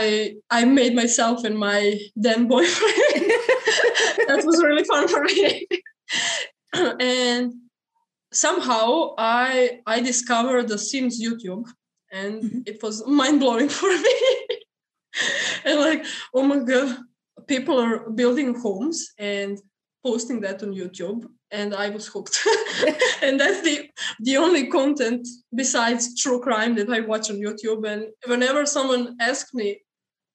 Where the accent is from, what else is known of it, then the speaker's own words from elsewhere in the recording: Serbia; I'm from Serbia. That's in Europe